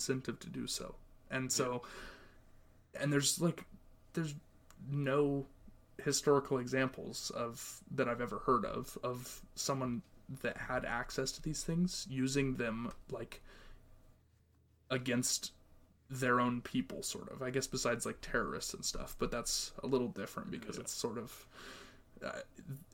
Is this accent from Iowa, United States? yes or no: no; Montana, United States; my home state, Montana